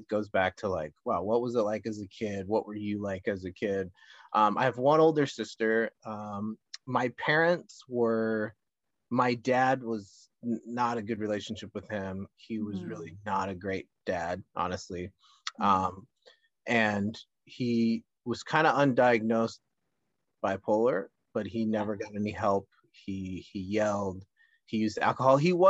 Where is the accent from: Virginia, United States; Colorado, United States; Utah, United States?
Colorado, United States; Minnesota and; now in Los Angeles County, United States; I grew up in Minnesota and Colorado, like ice skating